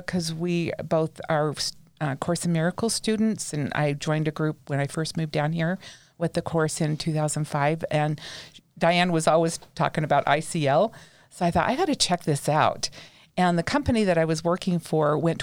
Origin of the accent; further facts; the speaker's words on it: Salt Lake City, Utah, United States; now in St. George, United States; I was born and raised in Salt Lake.